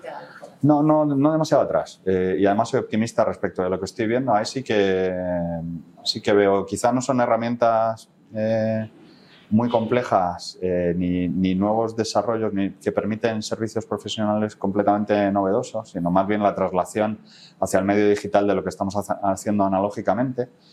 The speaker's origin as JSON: {"language": "Spanish", "country": "Spain", "said": "soy el único español"}